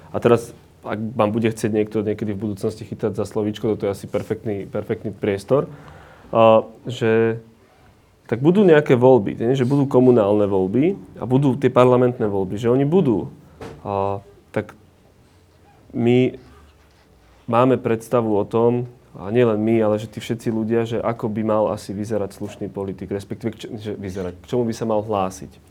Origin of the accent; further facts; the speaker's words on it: Orava, Žilina Region, Slovakia; Ja tiež nie som z Bratislavy, som z Oravy